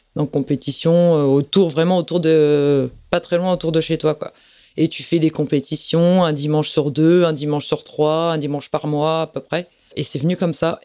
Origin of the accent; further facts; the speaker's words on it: Plougastel-Daoulas, Brittany, France; je suis de Plougastel. J'ai passé toute, euh, ma vie à Plougastel.